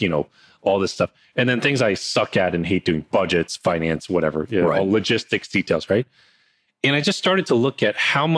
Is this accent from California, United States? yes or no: no; New Jersey, United States; I grew up in New Jersey and I'm here now